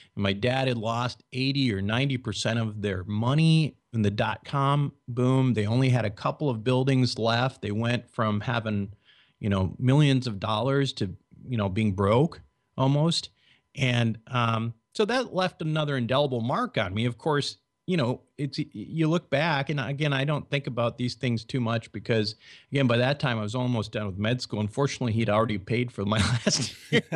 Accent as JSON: {"language": "English", "region": "Minnesota", "country": "United States", "tie": "born or raised there", "said": "I was born and raised in Minnesota."}